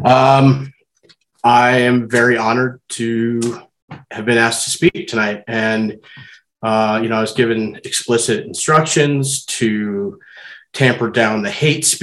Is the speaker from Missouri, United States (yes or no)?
yes; St. Louis, Missouri, United States; also born or lived in Chesterfield, Missouri; now in Boulder, United States; I grew up in St. Louis, Missouri, in the West County suburbs of Chesterfield. I currently live in Boulder, Colorado